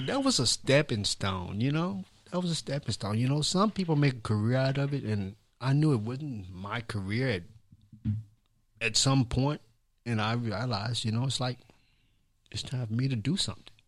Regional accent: Columbia, Tennessee, United States; where I grew up at was on Eighth Street, which is on Eighth Street, which is where the, I wanna say the history of Columbia really started

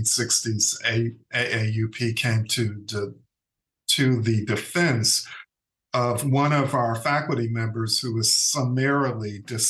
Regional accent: Gary, Indiana, United States; moved away as an adult; also born or lived in Washington, D.C. / Iowa City, Iowa; now in Alabama, United States; I grew up in Gary, Indiana. As you know, a steel mill town, just like Birmingham, Alabama.

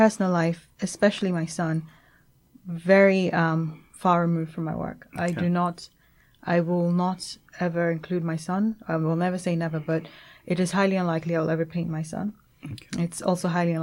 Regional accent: England, United Kingdom; moved away as an adult; also born or lived in Nigeria; now in Lagos, Nigeria; I grew up in England and I moved back, you know, recently

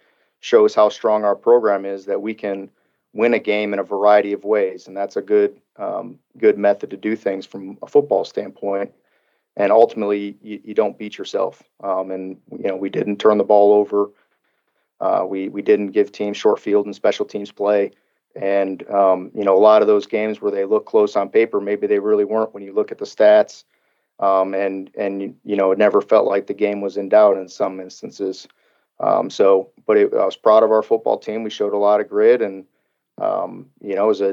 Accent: Illinois, United States; now in Kentucky, United States; I'm a Midwest guy. I come from Illinois

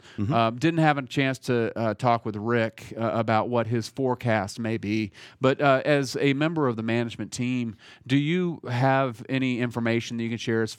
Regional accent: Indiana, United States; now in Nashville, United States; So when I was growing up in Indiana, everybody waved, everybody said hello. There was niceties that you would experience when you walk past somebody. And living in Nashville for 20 years

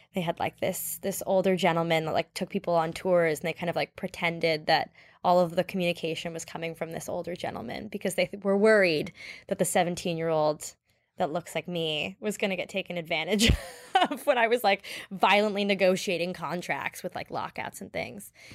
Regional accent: Toronto, Ontario, Canada; I'm from Canada. Um, I was born and raised in Toronto.

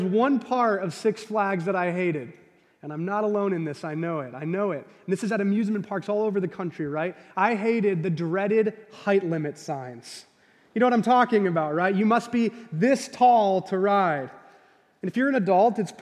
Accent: Gurnee, Illinois, United States; I grew up in the Chicagoland area, in a suburb north of the city, about 45 minutes, called Gurnee, Illinois.

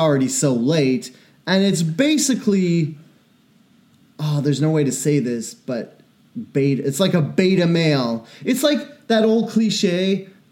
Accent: Cleveland, Ohio, United States; I'm from Cleveland.

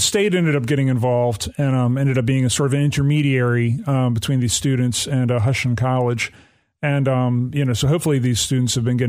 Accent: Alabama, United States; Yeah, it's near my hometown.

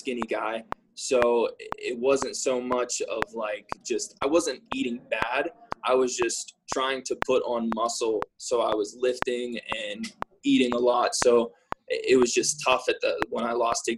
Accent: Pittsburgh, Pennsylvania, United States; I'm from Pittsburgh

